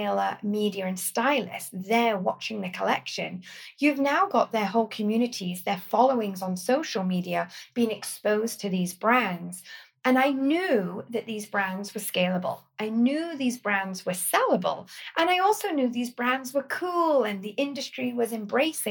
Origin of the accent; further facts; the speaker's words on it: Corby, East Midlands, United Kingdom; moved away as an adult; also born or lived in Sheffield; I grew up in the East Midlands that actually, although in the countryside just north of London, is also an extremely industrial town, a place called Corby